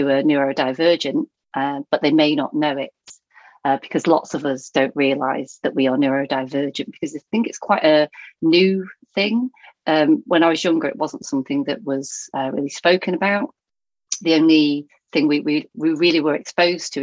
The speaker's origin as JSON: {"language": "English", "town": "Thornton", "region": "North West England", "country": "United Kingdom", "tie": "born or raised there", "moved": "yes", "lives_now": "Baldock, United Kingdom", "said": "I grew up up north in Lancashire near Blackpool. So most people have heard of Blackpool, but I came from a small town called Thornton."}